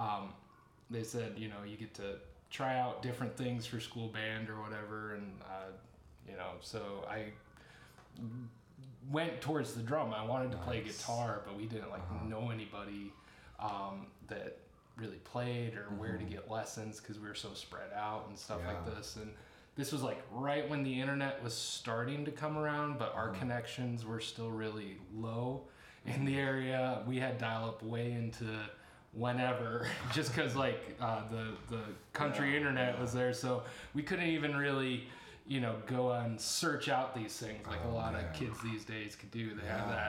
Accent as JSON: {"language": "English", "area": "between Goshen and Nappanee", "region": "Indiana", "country": "United States", "tie": "born or raised there", "said": "I grew up in a small farming community, middle of nowhere out between Goshen and Napanee, so out in Amish country."}